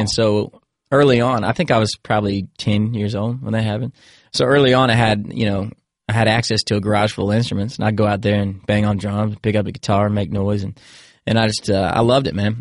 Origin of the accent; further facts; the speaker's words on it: Williamsburg, Virginia, United States; also born or lived in Indiana; I grew up in Virginia